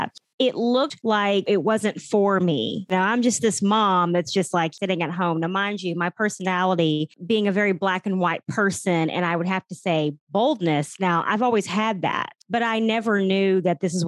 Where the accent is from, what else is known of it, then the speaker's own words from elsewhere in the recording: Oklahoma, United States; also born or lived in Texas; we're originally from Oklahoma. We were Texans for about 12 years